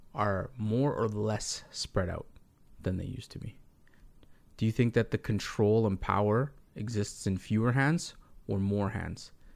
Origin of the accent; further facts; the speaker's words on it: Canada; being Canadian